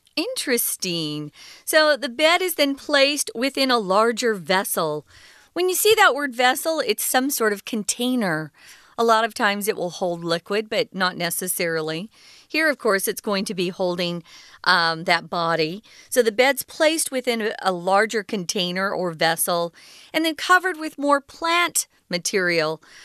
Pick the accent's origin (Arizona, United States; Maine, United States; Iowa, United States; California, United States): Arizona, United States; the state where I was born in Arizona